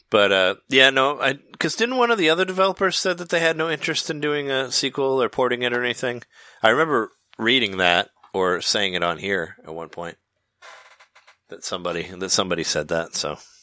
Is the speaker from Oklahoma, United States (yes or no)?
no; Peoria, Illinois, United States; the Toys R Us I went to in high school in Peoria